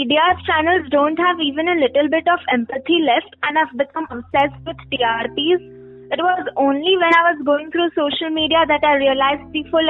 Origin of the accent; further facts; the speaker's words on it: India; Personally, for me as a teenage girl growing up in India